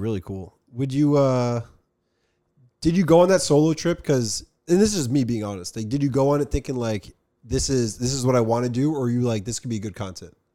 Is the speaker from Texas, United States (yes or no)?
no; Summit, New Jersey, United States; we're from New Jersey